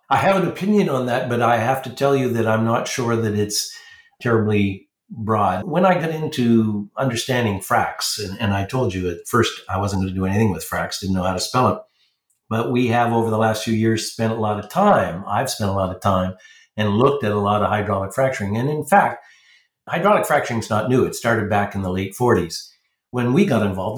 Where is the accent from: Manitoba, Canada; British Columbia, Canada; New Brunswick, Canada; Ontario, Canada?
New Brunswick, Canada; grew up in New Brunswick, which is the second most French province.